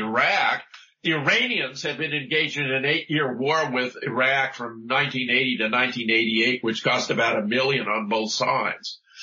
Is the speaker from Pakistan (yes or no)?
no; South Pasadena, California, United States; born or raised there; moved away as an adult; also born or lived in Duluth, Minnesota; now in Oregon, Wisconsin, United States